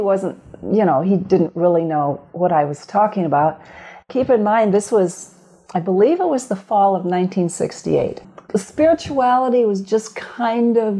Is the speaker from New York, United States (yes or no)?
no; Grand Rapids, Michigan, United States; now in Fairfield, United States; Born and raised in Grand Rapids, Michigan